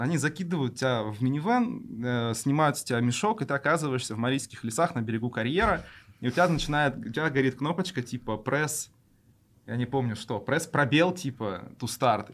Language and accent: Russian; Yoshkar-Ola, Mari El, Russia; moved away as an adult; now in Kazan, Russia; я родом из Ишкаралы